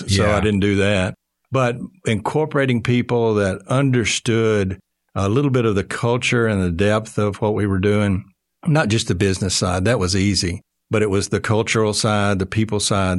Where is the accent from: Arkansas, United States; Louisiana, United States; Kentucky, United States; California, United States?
Arkansas, United States; Marlton; also born or lived in Texas; I was born and raised in Marlton, Arkansas. So okay. I grew up here in the States.